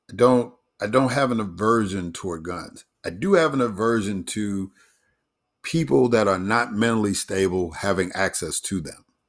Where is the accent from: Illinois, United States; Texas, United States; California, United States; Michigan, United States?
Illinois, United States; Chicago; Chicago, my hometown